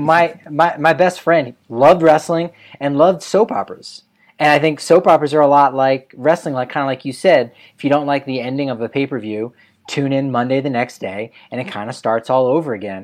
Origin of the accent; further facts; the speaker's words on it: New Jersey, United States; I'm from New Jersey